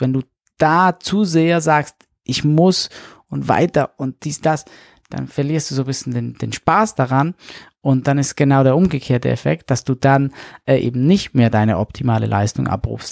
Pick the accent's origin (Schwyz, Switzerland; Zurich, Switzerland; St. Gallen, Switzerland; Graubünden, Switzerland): St. Gallen, Switzerland; moved away as an adult; also born or lived in Hannover; von St. Gallen, wo ich herkomme